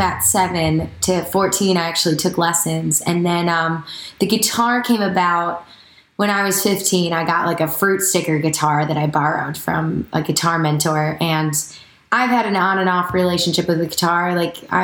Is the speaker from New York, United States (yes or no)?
no; Janesville, Wisconsin, United States; now in Nashville, United States; I am from Wisconsin. I'm a Scotty. Madison. Well, Greater Madison. It's actually Janesville